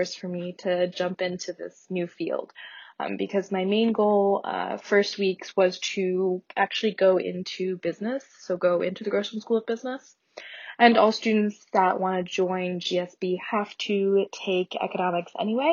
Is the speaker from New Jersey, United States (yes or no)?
no; Northeast Pennsylvania, United States; I'm also from Northeast Pennsylvania